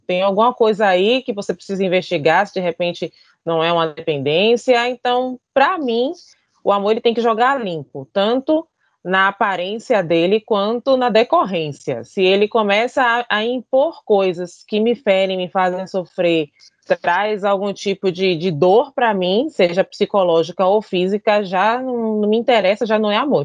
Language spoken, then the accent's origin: Portuguese; Bahia, Brazil; sou baiana, sou teropolitana, apaixonada pela minha cidade